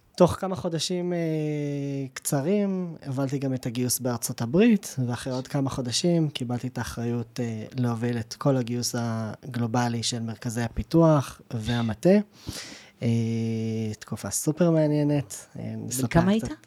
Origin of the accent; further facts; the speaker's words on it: Jerusalem, Jerusalem District, Israel; now in Givatayim, Israel; אני ירושלמי במקור